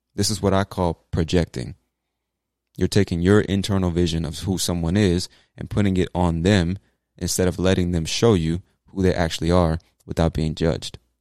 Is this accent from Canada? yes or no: no; United States; as an American